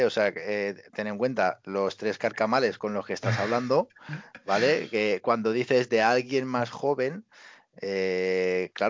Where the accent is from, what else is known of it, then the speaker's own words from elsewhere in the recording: Barcelona, Catalonia, Spain; tengo 26 años, o tengo 27 años, eh, soy de Barcelona, eh, sí, hablo catalán